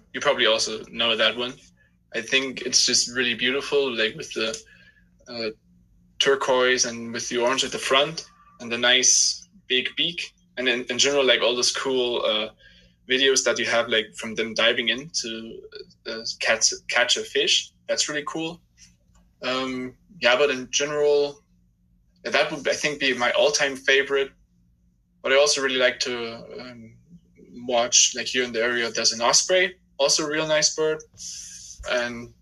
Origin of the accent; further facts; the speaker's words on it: Germany; I'm from Germany